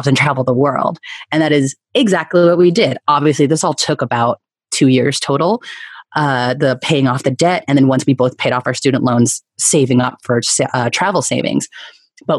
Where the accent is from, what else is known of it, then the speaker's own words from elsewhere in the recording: Bay Area, California, United States; moved away as an adult; also born or lived in New York City; going back to my hometown and eventually living with my family